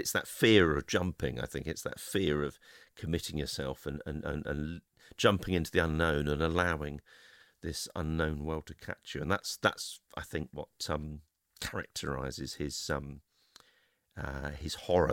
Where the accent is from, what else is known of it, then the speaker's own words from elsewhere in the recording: London, United Kingdom; I'm a Londoner